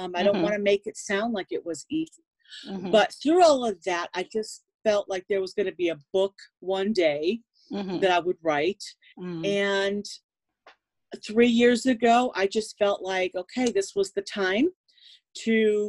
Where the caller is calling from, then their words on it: Chicago, Illinois, United States; In Illinois, in the United States. Okay. I'm coming from Chicago area.